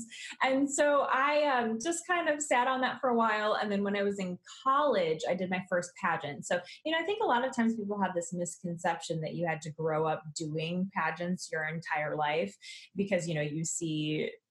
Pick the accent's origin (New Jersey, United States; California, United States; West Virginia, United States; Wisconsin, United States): Wisconsin, United States; Milwaukee; I grew up in the Milwaukee, Wisconsin area